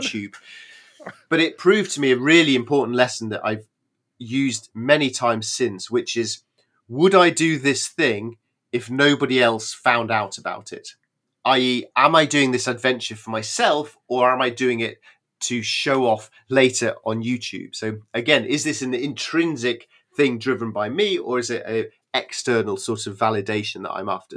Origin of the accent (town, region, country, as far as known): United Kingdom